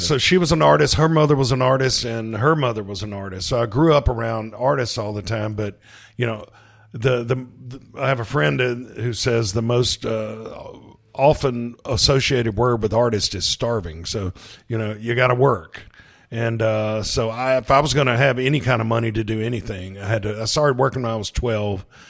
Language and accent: English; Hattiesburg, Mississippi, United States; I'm from Hattiesburg, Mississippi, uh, moved back, uh, to Hattiesburg